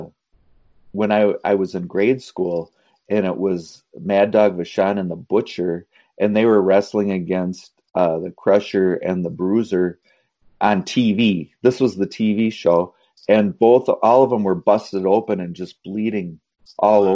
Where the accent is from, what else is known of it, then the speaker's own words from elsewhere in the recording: Minnesota, United States; we're from Minnesota